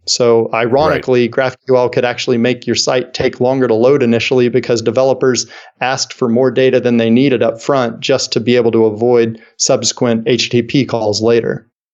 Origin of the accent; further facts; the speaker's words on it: Kansas City, United States; my hometown here of Kansas City